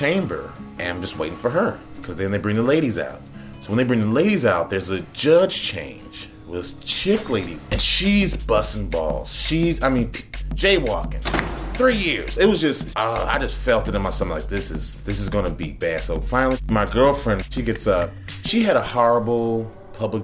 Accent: Chicago, Illinois, United States; I'm not from New York. I'm from Chicago.

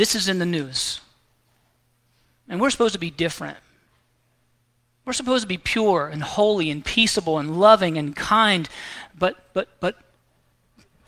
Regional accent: the South, United States; I grew up here in the South

